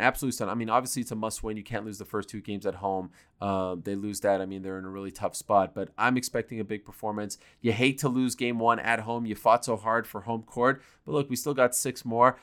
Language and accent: English; Montreal, Quebec, Canada; moved away; I grew up in Montreal